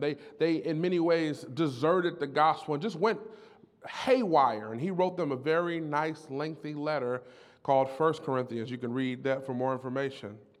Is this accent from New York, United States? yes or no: no; Detroit, Michigan, United States; I was born and raised in Detroit